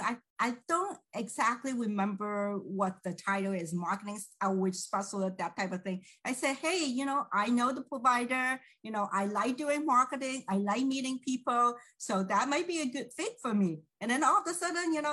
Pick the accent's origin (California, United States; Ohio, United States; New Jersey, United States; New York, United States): California, United States; San Francisco Bay Area; I'm from San Francisco Bay Area